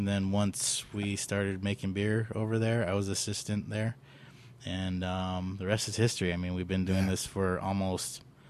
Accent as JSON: {"language": "English", "town": "San Diego", "region": "California", "country": "United States", "also_born_or_lived": "Long Beach", "moved": "as an adult", "lives_now": "Arizona, United States", "said": "I'm from San Diego, but went to Long Beach State."}